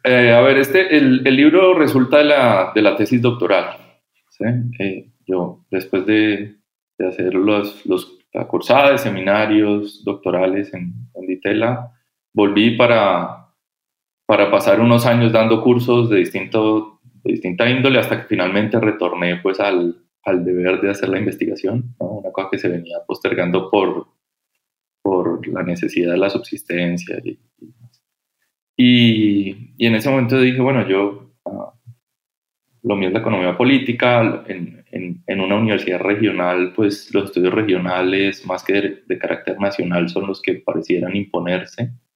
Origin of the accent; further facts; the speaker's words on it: Cali, Valle del Cauca, Colombia; yo soy caleño, de, padres argentinos